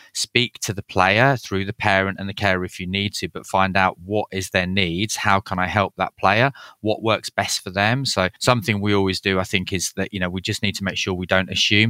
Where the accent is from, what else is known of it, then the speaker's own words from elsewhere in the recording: Leeds, Yorkshire and the Humber, United Kingdom; So I grew up in Leeds, which is a bit of a football mad city